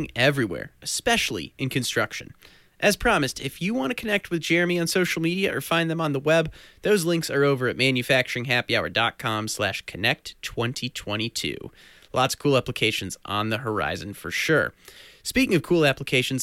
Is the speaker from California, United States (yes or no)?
no; St. Louis, Missouri, United States; St. Louis, something that's a place near and dear to my heart? I'm from there